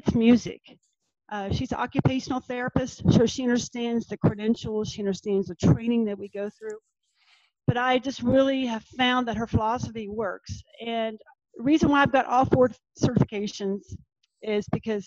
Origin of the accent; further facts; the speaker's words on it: Norfolk / Virginia Beach, United States; my hometown